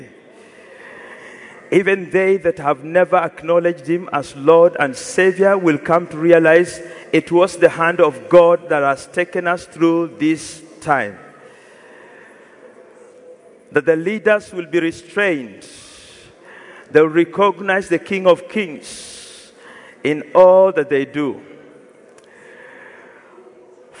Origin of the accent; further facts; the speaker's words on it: Kenya; moved away; I'm from Kenya.